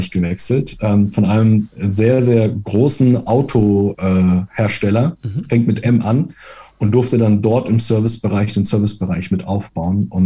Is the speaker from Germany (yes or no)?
no; Italy; ich, ich versuche mich als Italiener kurz zu halten.